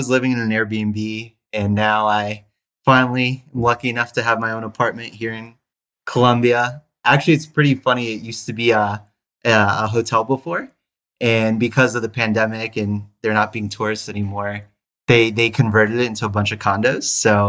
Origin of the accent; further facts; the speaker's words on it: New York City, New York, United States; born there; also born or lived in New Jersey / Tennessee; So I was born in New York City, lived there for 2 weeks, actually. So my dad was finishing up his residency there in the Bronx.